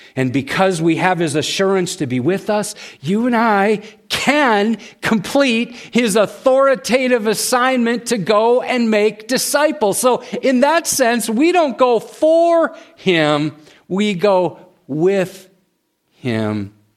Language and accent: English; United States; we as American Christians